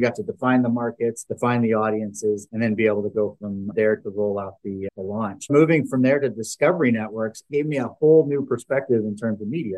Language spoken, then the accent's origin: English; Canada; moved away as an adult; now in Dallas, United States; I'm a guy from Canada that came into the U.S. and started my career in Canada